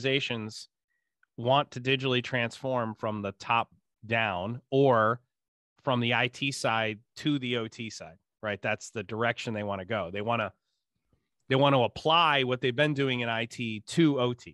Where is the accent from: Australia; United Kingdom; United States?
United States; Ithaca, New York; I grew up in Ithaca